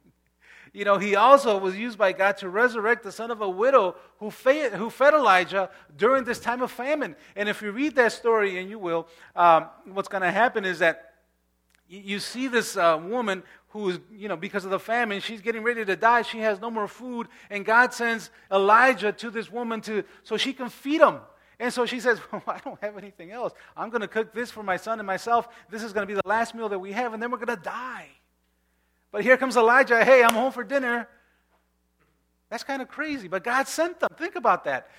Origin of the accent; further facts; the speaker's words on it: Chicago, Illinois, United States; I grew up in Pilsen